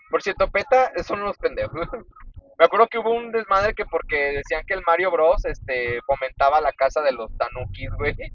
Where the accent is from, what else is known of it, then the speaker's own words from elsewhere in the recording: León, Guanajuato, Mexico; Porque somos de León.